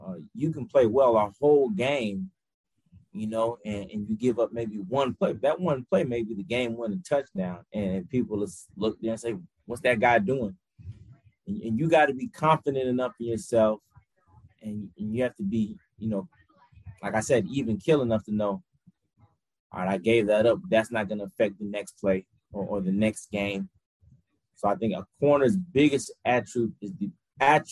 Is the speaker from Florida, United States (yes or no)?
yes; Miami, Florida, United States; also born or lived in Montgomery, Alabama / Atlanta, Georgia; now in Grambling, United States; I'm originally from Miami, Florida